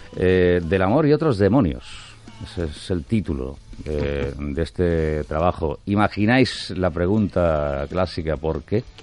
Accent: Almería, Andalusia, Spain; Almería, nuestra tierra

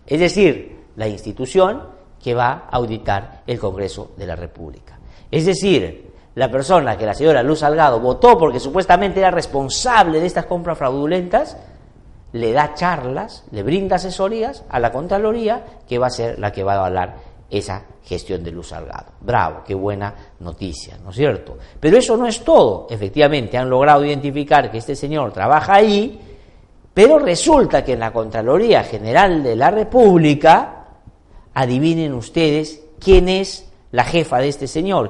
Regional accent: Peru; lo poco memoriosos que somos los peruanos y peruanas

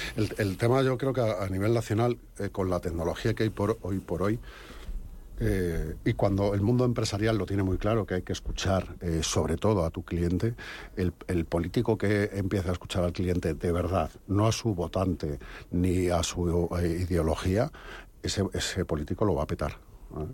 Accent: Robledo de Chavela, Community of Madrid, Spain; yo soy de Robledo

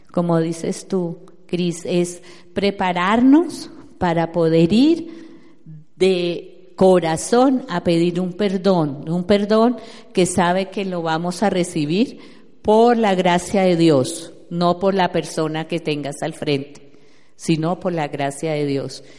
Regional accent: Neiva, Huila, Colombia; moved away; also born or lived in Bogotá, Colombia / Orlando, United States; yo soy de Neiva

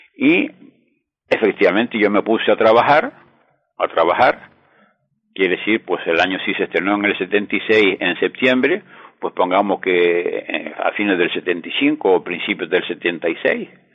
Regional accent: Gáldar, Canary Islands, Spain; mi ciudad natal, el Unión Gáldara

